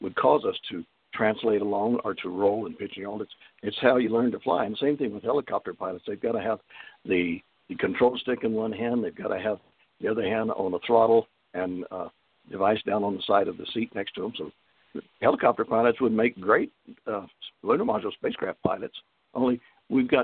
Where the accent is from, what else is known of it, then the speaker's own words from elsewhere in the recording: San Antonio, Texas, United States; October 1942 at Fort Sam Houston, San Antonio, San Antonio, New Mexico, Texas. I'm sorry, Texas. I'm a Texan, I guess.